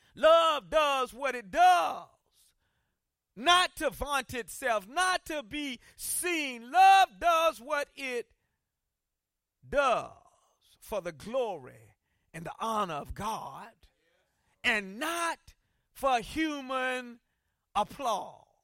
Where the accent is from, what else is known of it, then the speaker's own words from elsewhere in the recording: South Carolina, United States; I grew up in South Carolina